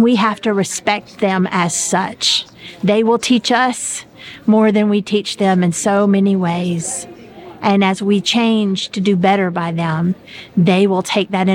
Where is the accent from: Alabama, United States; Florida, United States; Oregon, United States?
Alabama, United States; South; now in Connecticut, United States; I was raised in South Alabama